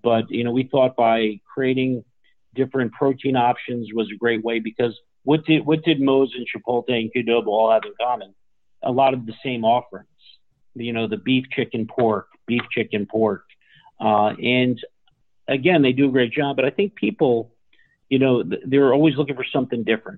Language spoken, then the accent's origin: English; Newark, New Jersey, United States; I grew up in Newark, New Jersey